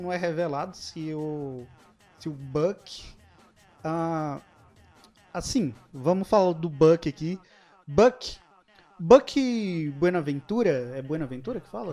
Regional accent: Brasília metropolitan surroundings, Brazil; a gente é do entorno de Brasília

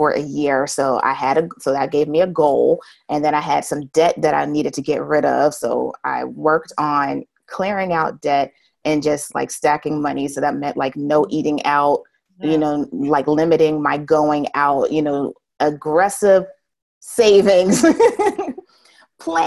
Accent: United States; accent: American; I'm from America

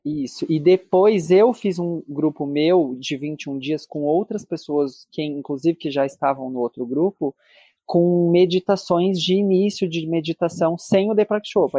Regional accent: Brazil; eu, enquanto brasileiro

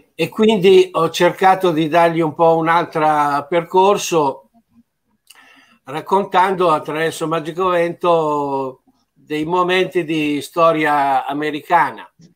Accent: Italy

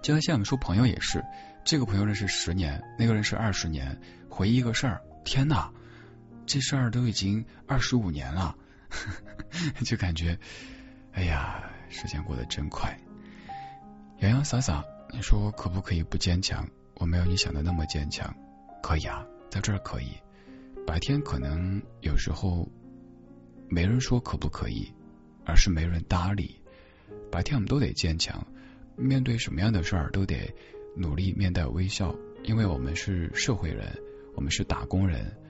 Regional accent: China; 他一开始不理解我们中国人怎么这么喜欢嗑瓜子儿

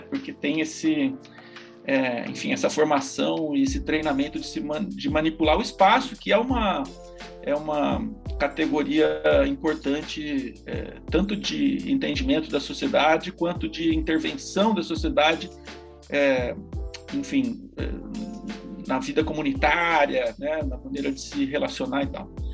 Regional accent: São Carlos, São Paulo, Brazil; moved away as an adult; also born or lived in Bauru / United Kingdom; Eu sou natural do interior de São Paulo, de São Carlos

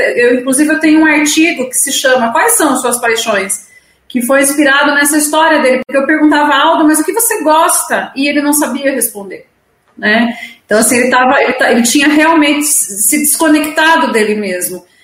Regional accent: Itapeva, São Paulo, Brazil; moved away; also born or lived in Sorocaba; vim para minha cidade natal, em Itapeva

